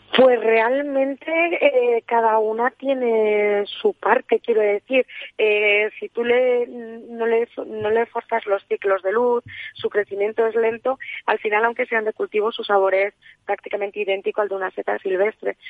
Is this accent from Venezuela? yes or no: no; Sierra de la Culebra, Castile and León, Spain; yo nací en la Sierra de la Culebra